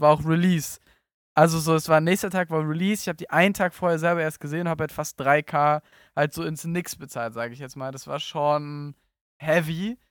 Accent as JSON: {"language": "German", "region": "Berlin", "country": "Germany", "moved": "yes", "lives_now": "Cologne, Germany", "said": "Ich komme aus Berlin, bin jetzt in Köln"}